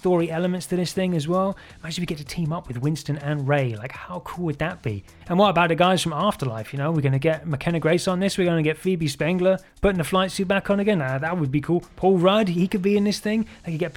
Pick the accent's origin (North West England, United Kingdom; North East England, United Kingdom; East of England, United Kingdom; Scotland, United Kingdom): East of England, United Kingdom; Colchester; my hometown of Colchester in Essex